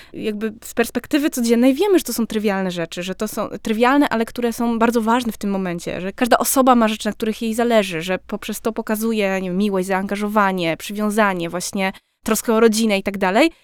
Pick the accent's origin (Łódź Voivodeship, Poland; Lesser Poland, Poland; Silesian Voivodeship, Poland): Silesian Voivodeship, Poland; jestem ze Śląska